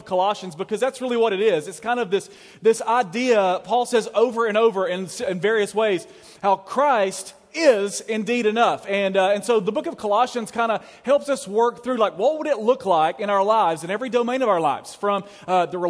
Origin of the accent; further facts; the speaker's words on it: Alabama, United States; I was from Alabama